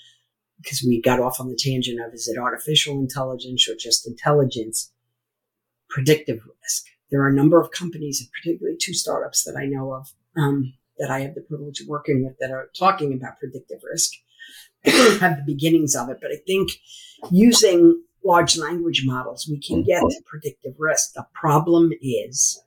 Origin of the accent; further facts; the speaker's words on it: United States; also born or lived in Merrimack, New Hampshire; I'm an American.